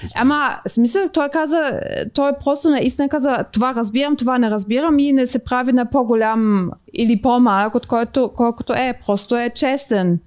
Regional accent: Bulgaria; съм от Българистан

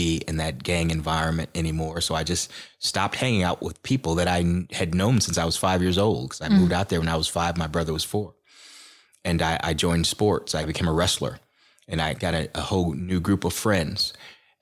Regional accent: Aurora, Illinois, United States; So I grew up here in Aurora, and my mom raised my brother and I, and we grew up in low-income housing

